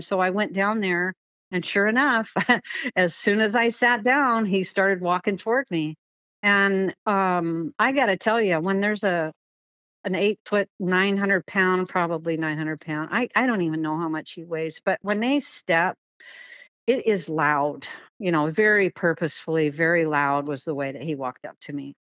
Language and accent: English; Kent, Washington, United States; So I grew up in Washington State and I grew up in Kent